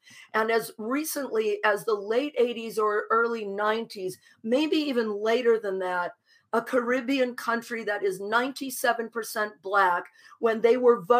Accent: Michigan, United States; moved away; Brian and I are Michigan people

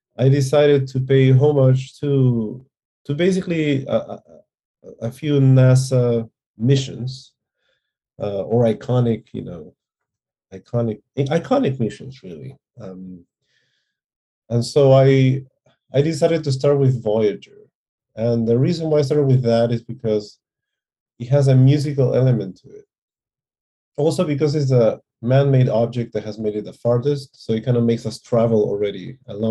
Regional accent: Peru; moved away as an adult; also born or lived in California; me being Peruvian

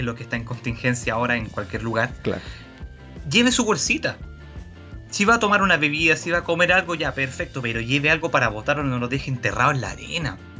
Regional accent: Viña del Mar, Valparaíso, Chile; yo soy oriundo de Viña del Mar, vivo acá, he hecho toda mi vida acá

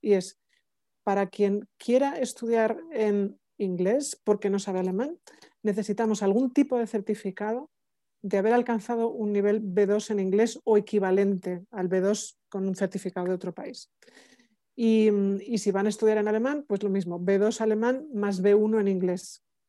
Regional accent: Spain; now in Germany; soy la vicerectora de la universidad, soy española

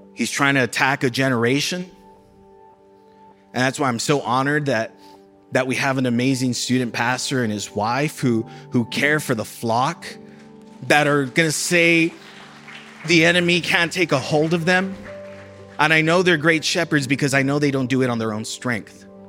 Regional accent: South Texas, United States; moved away; I'm from a border city in South Texas

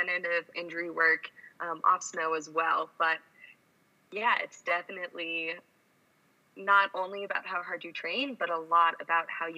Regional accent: Colorado, United States; I grew up in Colorado and started skiing at the age of 2

